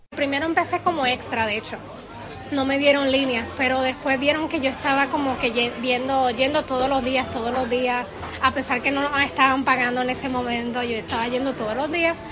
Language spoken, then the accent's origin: Spanish; Puerto Rico; moved away as an adult; also born or lived in Mexico; now in Prague, Czechia; Nací en México y estuve ahí hasta los ocho años y después nos fuimos a vivir a Puerto Rico